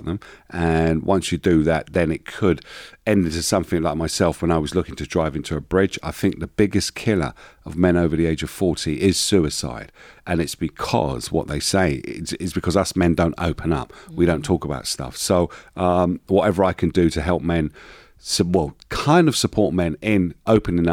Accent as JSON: {"language": "English", "region": "London", "country": "United Kingdom", "tie": "born or raised there", "said": "born and bred in East London from a very poor background"}